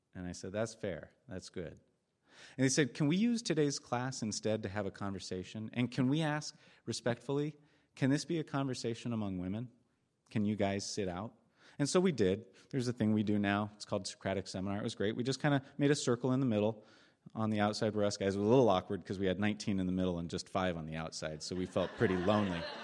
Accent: Eugene, Oregon, United States; I'm from Eugene.

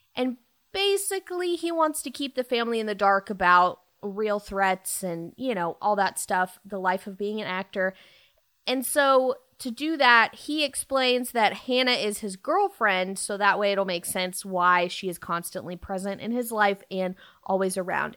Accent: Dallas, Texas, United States; I am from Dallas

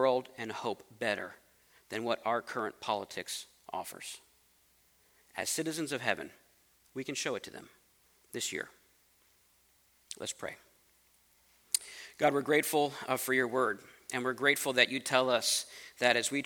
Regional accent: United States; I'm American

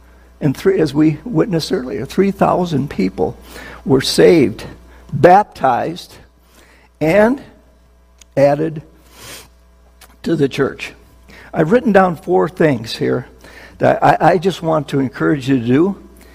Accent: Minnesota, United States; now in New Jersey, United States; I was born and raised in Minnesota

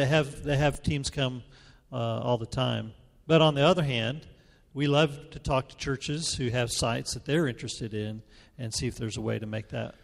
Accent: New Mexico, United States; moved away; also born or lived in Memphis; I'm from New Mexico

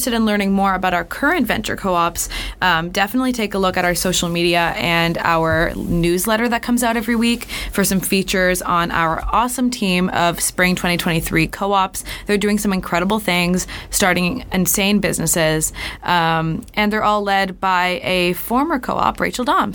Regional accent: Canada; moved away as an adult; now in Boston, United States; I'm an international student. I'm from Canada

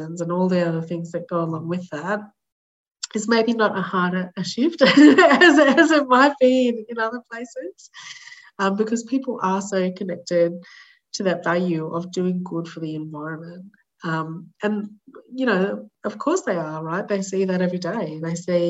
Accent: Australia; as an Australian person

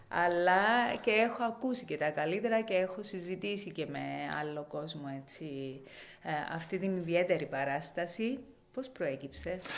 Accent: Limassol, Limassol District, Cyprus; εμείς που ε, έχουμε γεννηθεί σε αυτή την πόλη.

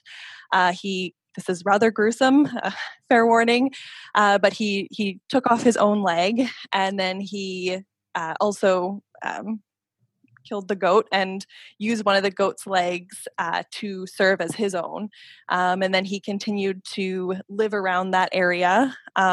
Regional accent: Calgary, Alberta, Canada; now in Ottawa, Canada; I grew up in Calgary, Alberta. I'm currently living in Ottawa, Ontario

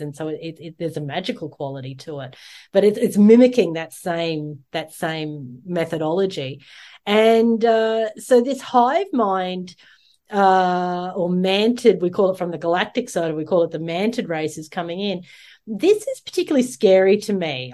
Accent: Australia; the Australians, uh, our in, original people

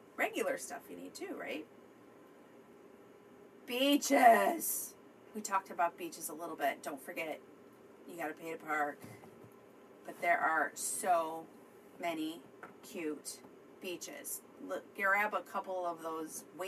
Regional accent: Midwest, United States; I'm from the Midwest. I'm not from Florida.

